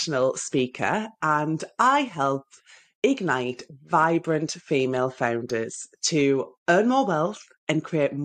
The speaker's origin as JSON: {"language": "English", "town": "Sunderland", "region": "North East England", "country": "United Kingdom", "moved": "yes", "lives_now": "Oxfordshire, United Kingdom", "said": "You will hear from my accent, no doubt, that I'm from the northeast of England, from Sunderland. Yeah. And I now live in the southeast."}